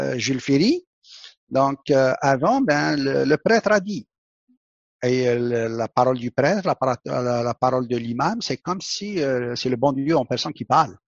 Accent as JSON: {"language": "French", "country": "Algeria", "tie": "born or raised there", "also_born_or_lived": "Quebec", "moved": "yes", "said": "mon pays natal, l'Algérie"}